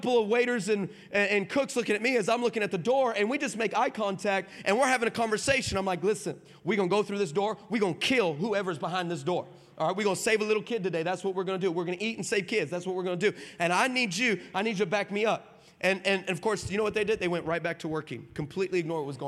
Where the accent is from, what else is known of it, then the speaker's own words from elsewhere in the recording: El Paso, Texas, United States; I'm from El Paso